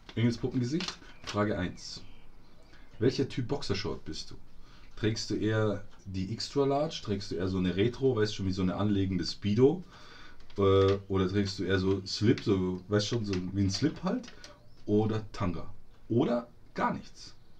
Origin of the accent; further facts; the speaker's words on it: Munich, Bavaria, Germany; hier bei uns in München